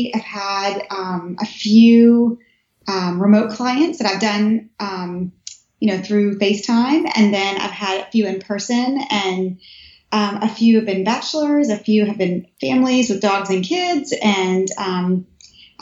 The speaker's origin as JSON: {"language": "English", "town": "Nashville", "region": "Tennessee", "country": "United States", "also_born_or_lived": "Cookeville, Tennessee / California", "moved": "as an adult", "lives_now": "Washington, D.C., United States", "said": "I'm originally from Tennessee, Nashville, and then a little town outside of Nashville, Cookeville"}